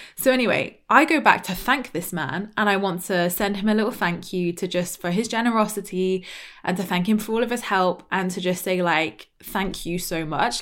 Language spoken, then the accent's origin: English; Dorset, South West England, United Kingdom; accent: very British; from Dorset